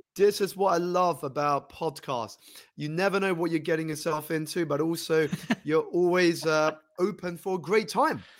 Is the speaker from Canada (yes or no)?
no; London, United Kingdom; I grew up here in London, United Kingdom